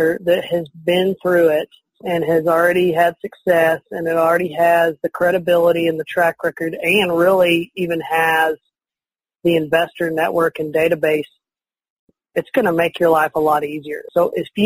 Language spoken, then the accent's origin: English; Canyon, Texas, United States; now in Lubbock, United States; I'm from the Amarillo area and grew up in Canyon originally